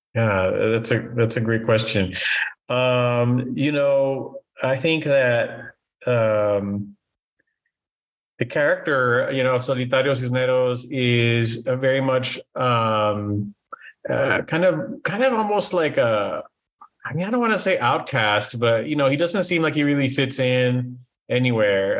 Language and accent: English; Brownsville, Texas, United States; moved away; also born or lived in Matamoros, Mexico / San Antonio, Texas; I was born in Brownsville, uh, Texas